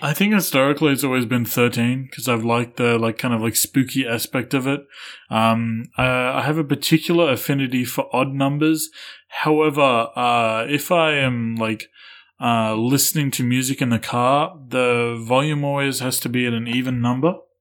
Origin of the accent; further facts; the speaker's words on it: Shepparton, Victoria, Australia; It's in Victoria.